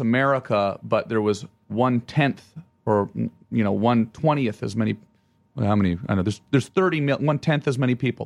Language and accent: English; Ottawa, Ontario, Canada; moved away; I say Ottawa